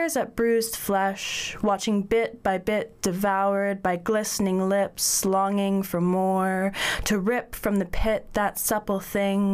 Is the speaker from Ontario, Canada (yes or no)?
yes; Northern Ontario, Canada; also born or lived in Waterloo, Ontario; I grew up in Northern Ontario, in Canada